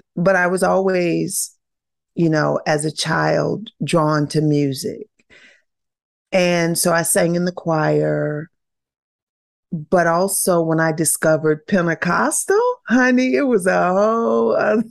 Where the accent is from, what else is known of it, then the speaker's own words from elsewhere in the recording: the South, United States; growing up in the South